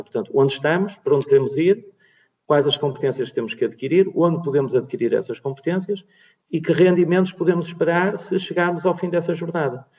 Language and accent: Portuguese; Porto, Norte, Portugal; no Porto, a minha cidade natal